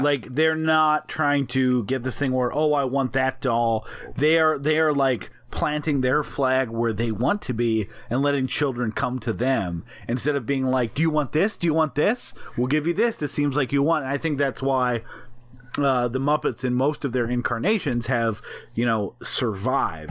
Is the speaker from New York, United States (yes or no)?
yes; New York, United States; accent: New York; our New York accents